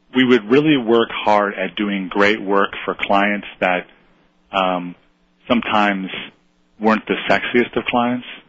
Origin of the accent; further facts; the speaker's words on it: Buffalo, New York, United States; I grew up in Buffalo